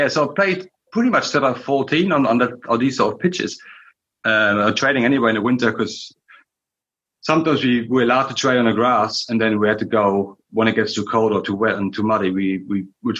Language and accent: English; Berlin, Germany; moved away; growing up in East Berlin